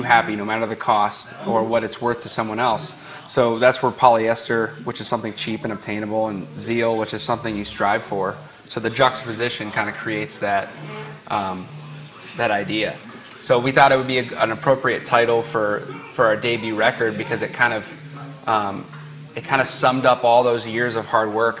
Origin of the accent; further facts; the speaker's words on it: Akron, Ohio, United States; We're from Akron, Ohio, which is just about 2 hours north